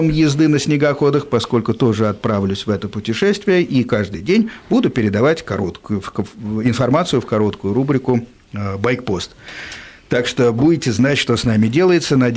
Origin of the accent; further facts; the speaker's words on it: Moscow, Russia; я из Москвы, да, да.